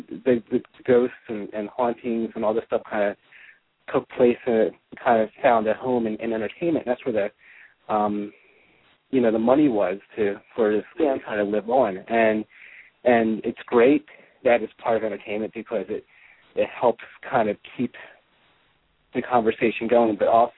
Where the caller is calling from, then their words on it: Washington, District of Columbia, United States; I am from calling from the Washington, D.C. Region over across the pond in America